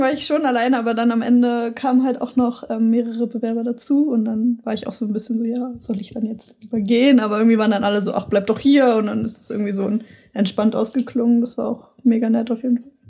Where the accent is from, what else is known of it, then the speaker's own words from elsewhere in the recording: Hanover, Lower Saxony, Germany; moved away as an adult; now in Hamburg, Germany; ich komme aus Hannover, also gar nicht so weit weg